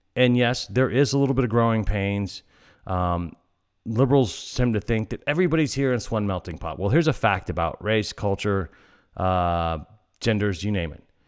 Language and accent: English; El Paso, Texas, United States; where I'm from El Paso